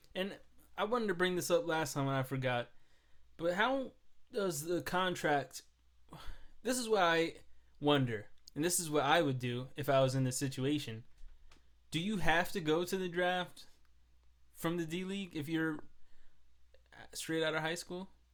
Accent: New York, United States; I'm from New York

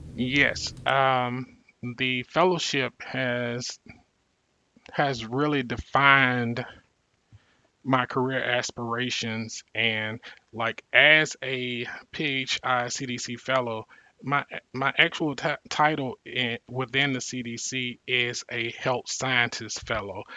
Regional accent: Mississippi Delta, United States; growing up poor in the Mississippi Delta, one of the uh, poorest re- regions in the country

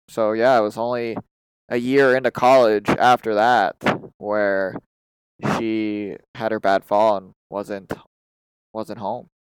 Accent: Massachusetts, United States; I'm from the Massachusetts area

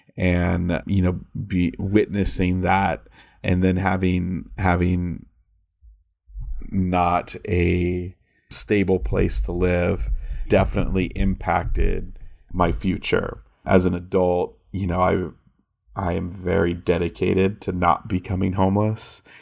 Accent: California, United States; I'm from California

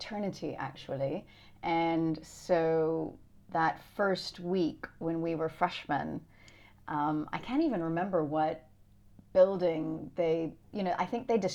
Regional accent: Louisiana, United States; moved away as an adult; also born or lived in Boston / New York; now in London, United Kingdom; I'm originally from Louisiana, actually

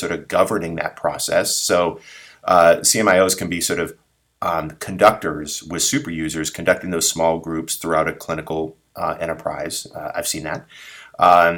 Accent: San Diego, California, United States; sort of born and raised in San Diego

